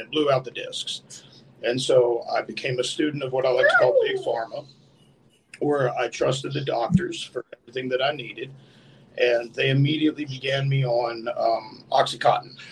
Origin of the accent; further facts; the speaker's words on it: New Mexico, United States; I was born and raised in New Mexico